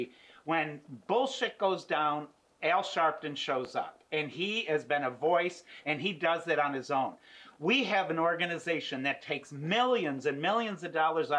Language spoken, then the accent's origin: English; New York, United States; moved away; I'm originally from New York State